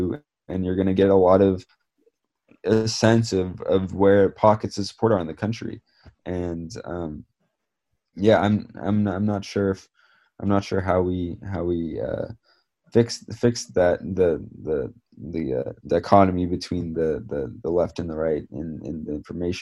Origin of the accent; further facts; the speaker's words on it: Bay Area, California, United States; I grew up in the Bay Area